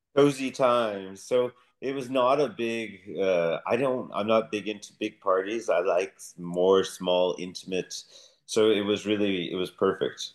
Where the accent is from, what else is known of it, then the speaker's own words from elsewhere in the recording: United States; moved away as an adult; now in Denmark; as an American moving to Denmark